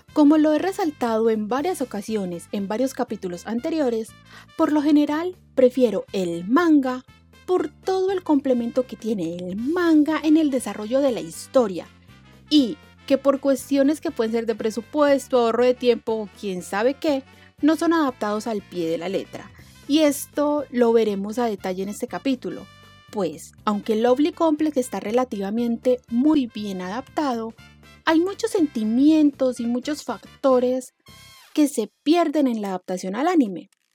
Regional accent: Colombia; de Colombia, eh, que es de donde soy

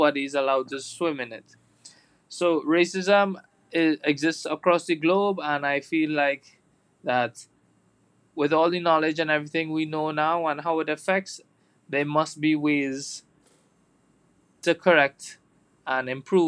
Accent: Trinidad & Tobago; we're from Trinidad and Tobago

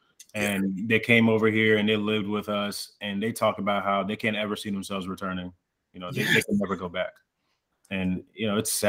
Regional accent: Texas, United States; also born or lived in Congo / South Africa / Irving, Texas / Keller, Texas; growing up in Texas around that time

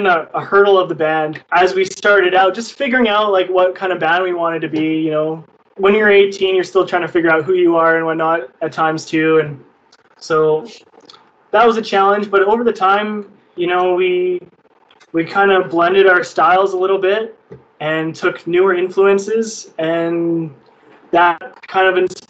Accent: Canada; I was born in Canada

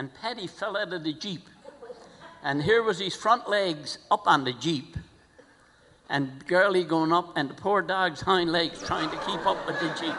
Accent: Grand Falls-Windsor, Newfoundland and Labrador, Canada; I was born in Grand Falls

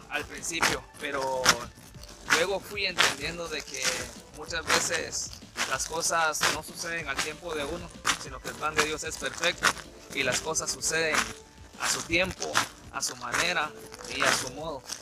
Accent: northern Guatemala, Guatemala; now in Canada; Soy originario de, Guatemala, del país de Guatemala, en específico en la parte norte del, del país. Y pues estamos por acá en Canadá

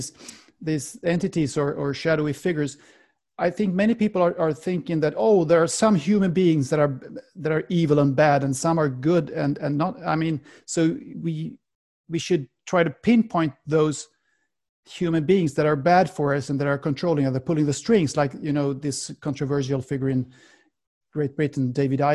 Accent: Sweden; accent: Swedish; first language Swedish; English is a second language; my mother tongue, in Swedish.

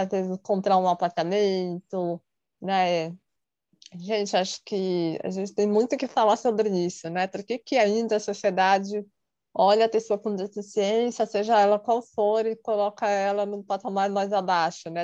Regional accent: São Paulo, Brazil; tenho 35 anos, sou de São Paulo

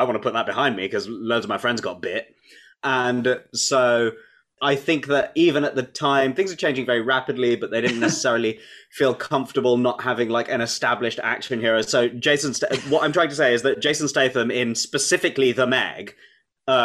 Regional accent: London, United Kingdom; I'm a Londoner born and bred. I've been here the whole time

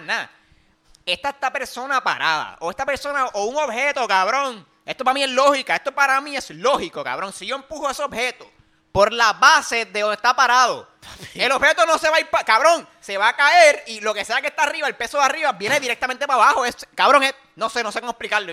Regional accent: Puerto Rico; nosotros como, como ciudadanos boricuas

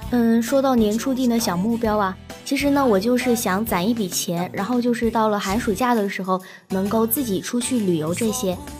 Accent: southern China, China; now in Chongqing, China; 毕竟我是南方长大的嘛

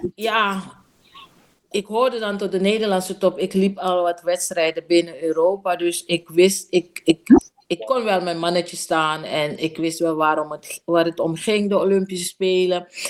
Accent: Coronie, Suriname; also born or lived in Paramaribo; ik ben in Coronie opgegroeid en ik heb een heel eh, relaxed en ontspannen jeugd gehad in uh, eh, Coronie

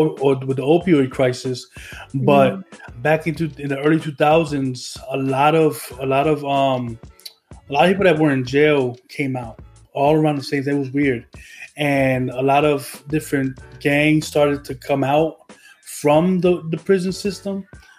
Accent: Trenton, New Jersey, United States; Yeah, I was born in Trenton, New Jersey, on June 3rd in 1985.

